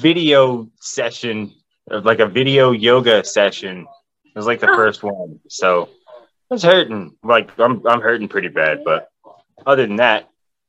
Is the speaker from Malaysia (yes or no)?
no; Houston, Texas, United States; moved away; We're at in Texas. I graduated high school in Houston.